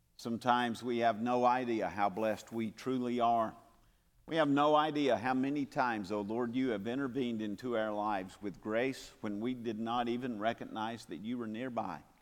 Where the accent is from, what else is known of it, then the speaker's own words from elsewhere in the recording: Calhoun, Georgia, United States; moved away; my hometown of Calhoun, Georgia